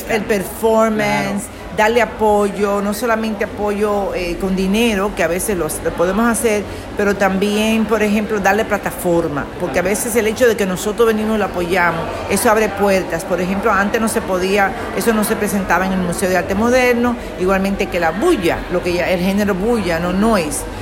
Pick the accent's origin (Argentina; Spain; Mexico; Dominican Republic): Dominican Republic; now in Miami Beach, United States; soy dominicana, aunque vivo en Miami Beach, en, en Estados Unidos